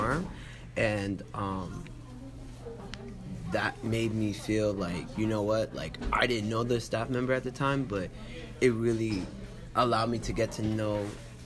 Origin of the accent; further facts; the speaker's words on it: New York City, New York, United States; I'm from Brooklyn